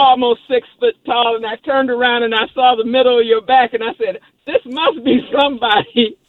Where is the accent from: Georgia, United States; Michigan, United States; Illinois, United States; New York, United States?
Michigan, United States; Detroit; now in Washington, D.C., United States; I'm originally from Detroit